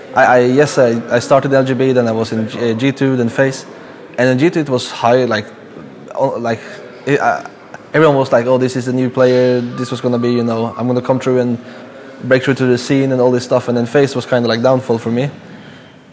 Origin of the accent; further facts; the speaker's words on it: Norway; I come from Norway